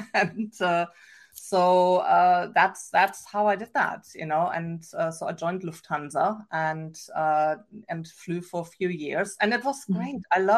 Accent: Germany; accent: German; English is a second language; moved away as an adult; also born or lived in England / Canada; now in Pacific Northwest, United States; I have an accent. I never lost my German accent.

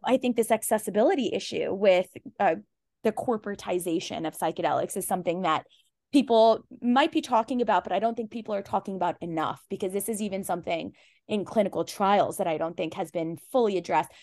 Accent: Pakistan; I'm Pakistani, I'm Muslim

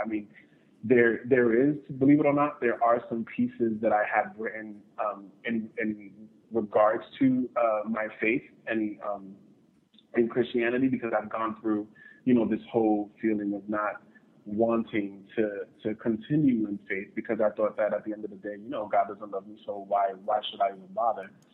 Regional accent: New York City, New York, United States; I'm originally from New York City, the South Bronx

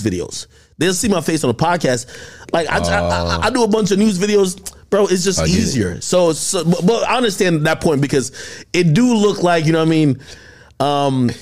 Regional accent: New Jersey, United States; I'm from Jersey

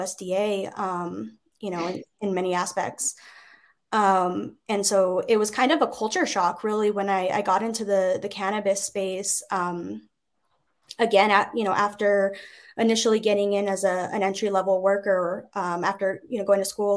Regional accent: New Mexico, United States; in my home state

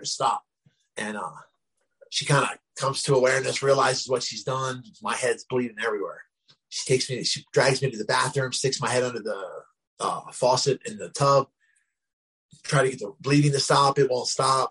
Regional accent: Glassboro, New Jersey, United States; I was the first homeless person in my hometown, Glassboro, New Jersey

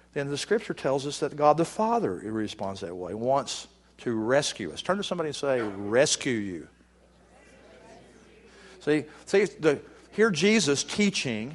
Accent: Texas, United States; moved away as an adult; also born or lived in Virginia; I'm originally from Texas, and I'm living in Texas now, but I was living in Virginia at the time

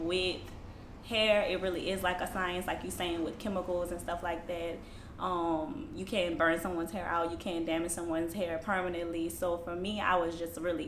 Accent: New Orleans, Louisiana, United States; I'm from here, New Orleans, Gentilly area, born and raised here

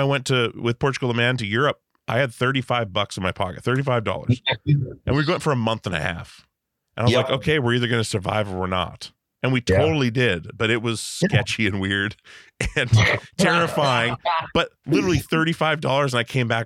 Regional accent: Alaska, United States; I grew up in Alaska

